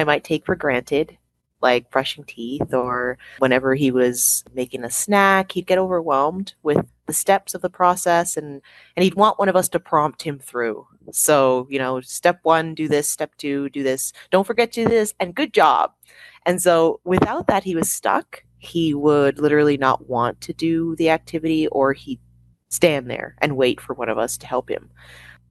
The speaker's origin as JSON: {"language": "English", "town": "Toronto", "region": "Ontario", "country": "Canada", "tie": "born or raised there", "said": "the walls of our apartment where we grew up in Toronto, Canada"}